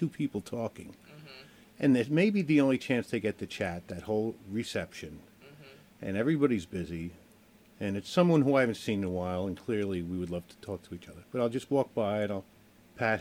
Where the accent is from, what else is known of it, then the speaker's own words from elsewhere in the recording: New York, United States; moved away; I'm from New York